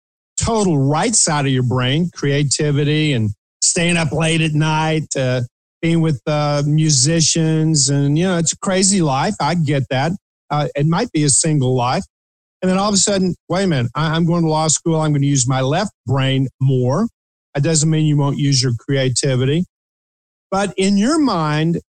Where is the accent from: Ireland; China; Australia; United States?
United States; Eastern Kentucky; I grew up on Country Music Highway, Route 23, going up through Eastern Kentucky